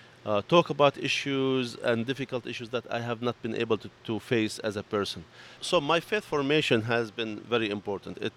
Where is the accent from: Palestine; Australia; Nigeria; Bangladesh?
Palestine; Bethlehem, West Bank; moved away as an adult; also born or lived in Bay Ridge, Brooklyn; now in Brooklyn, United States; I grew up in Bethlehem, Palestine